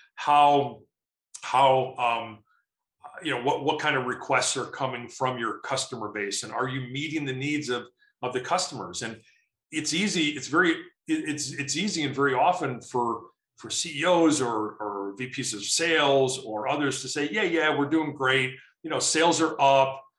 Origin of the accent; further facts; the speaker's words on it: Chicago, Illinois, United States; now in Colorado, United States; I'm from Chicago originally